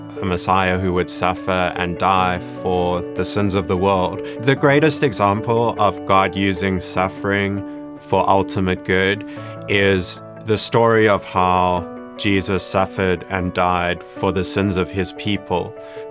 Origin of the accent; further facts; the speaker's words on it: Johannesburg, Gauteng, South Africa; I grew up in Johannesburg, South Africa.